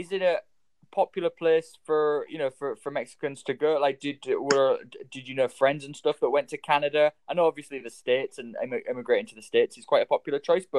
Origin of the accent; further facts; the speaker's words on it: Hull, Yorkshire and the Humber, United Kingdom; moved away; whenever I bring up Hull, everyone's always like, oh, is that the place that's always on Crime Watch?